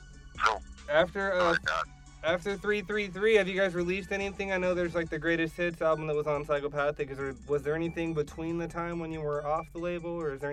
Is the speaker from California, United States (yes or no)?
yes; Redding, California, United States; I do know you guys are starting in Reading. That's my hometown.